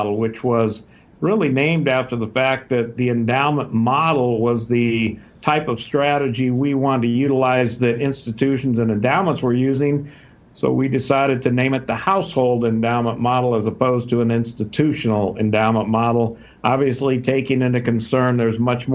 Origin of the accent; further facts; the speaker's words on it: Southern California, United States; moved away as an adult; also born or lived in Texas; now in Scottsdale, United States; I was born and raised in Southern California, spent my days in the 60s hitchhiking up and down Pacific Coast Highway with my surfboard